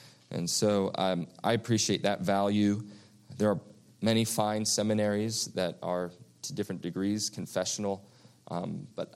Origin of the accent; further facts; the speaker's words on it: East Coast, United States; moved away; When I grew up on the East Coast